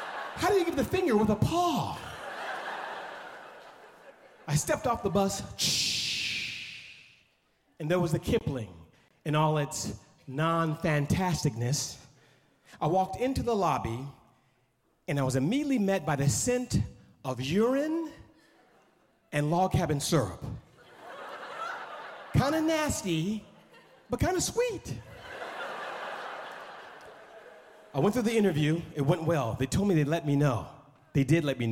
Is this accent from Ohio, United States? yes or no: no; Oakland, California, United States; I grew up on East 14th in Oakland, California.